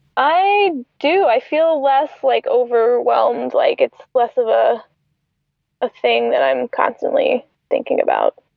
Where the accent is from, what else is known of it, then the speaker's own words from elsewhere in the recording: Atlanta, Georgia, United States; moved away as an adult; now in Tampa, United States; I'm from Atlanta.